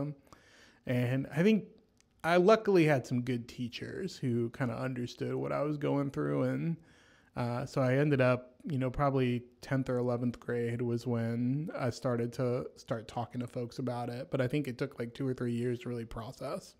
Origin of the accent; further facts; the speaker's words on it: Franklin, Tennessee, United States; I went to school in Franklin